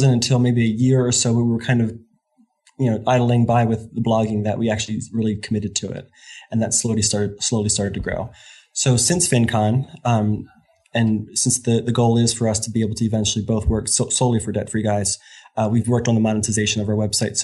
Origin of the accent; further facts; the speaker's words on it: Warminster, Pennsylvania, United States; moved away; we were living just outside of Philadelphia.